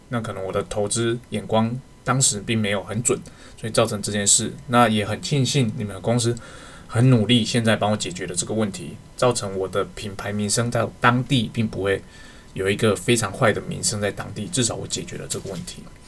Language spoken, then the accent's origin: Chinese; Taiwan; 我们台湾这边